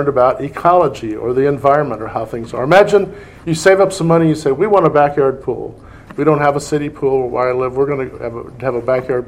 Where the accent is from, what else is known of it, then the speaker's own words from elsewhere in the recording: Indiana, United States; I'm from Indiana, my wife's from Indiana